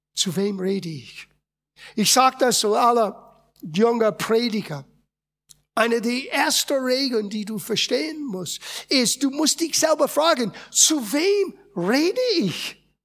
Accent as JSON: {"language": "German", "country": "United States", "tie": "born or raised there", "second_language": "German", "moved": "as an adult", "lives_now": "Germany", "said": "ich bin in Amerika geboren und aufgewachsen."}